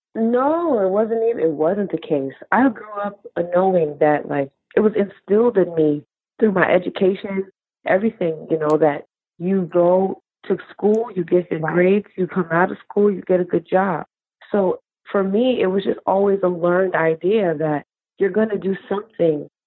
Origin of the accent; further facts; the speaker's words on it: New York, United States; also born or lived in California; I was born in California, and my family and I moved to New York, where both my parents are from.